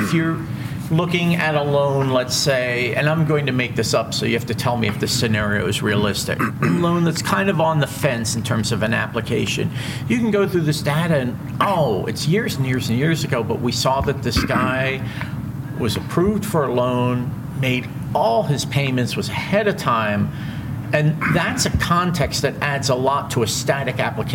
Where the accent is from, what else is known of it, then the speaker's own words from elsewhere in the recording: Cherry Hill, New Jersey, United States; I grew up in Cherry Hill, New Jersey